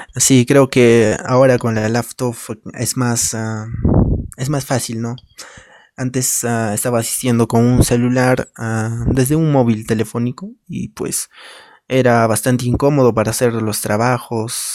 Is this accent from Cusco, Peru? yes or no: yes; a village in Cusco, Peru; a mi pueblo, a mi comunidad